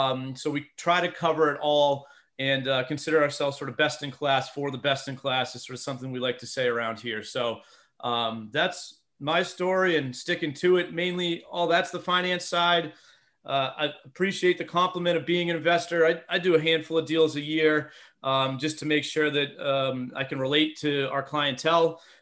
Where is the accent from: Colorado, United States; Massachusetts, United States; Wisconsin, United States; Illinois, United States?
Massachusetts, United States; moved away as an adult; now in Philadelphia, United States; So I'm born and raised in Massachusetts, go all things New England sports. Sorry for those that are against them. It's been a good couple decades here. But I reside in the suburbs of Philadelphia for the last about 15 years.